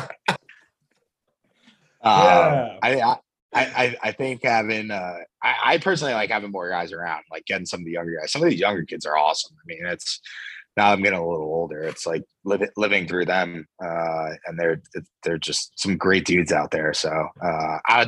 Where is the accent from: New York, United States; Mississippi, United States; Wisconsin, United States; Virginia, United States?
New York, United States; Long Island; I'm from Long Island